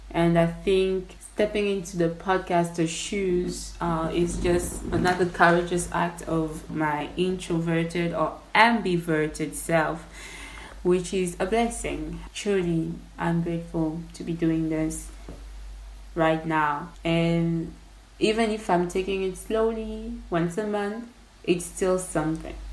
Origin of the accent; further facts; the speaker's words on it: DR Congo; English is a second language; Like I'm Congolese originally, and I'm currently uh, residing in my home country.